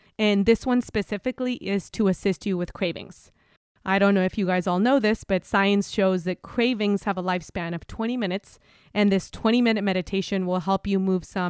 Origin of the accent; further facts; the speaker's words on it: Mexico; moved away as an adult; now in United States; I'm from Mexico